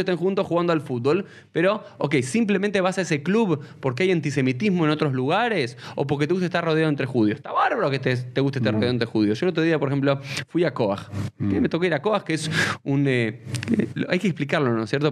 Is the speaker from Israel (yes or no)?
no; Argentina; soy argentino